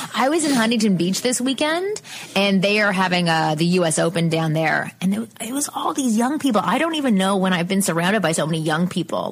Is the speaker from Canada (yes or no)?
yes; Canada; I'm from Canada